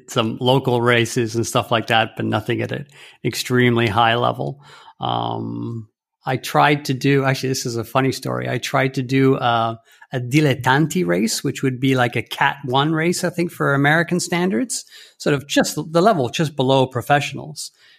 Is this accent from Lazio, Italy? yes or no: yes; Rome, Lazio, Italy; Yeah, I was born in Rome on June 2nd, which in fact is a funny thing because it's a national holiday, the Festa della Repubblica, And my parents were living there at the time. And actually, we lived there for many years to follow.